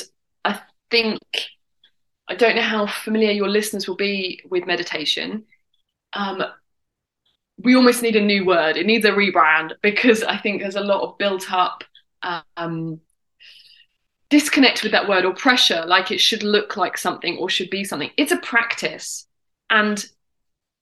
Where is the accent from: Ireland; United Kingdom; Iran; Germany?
United Kingdom; England; accent: English; my English accent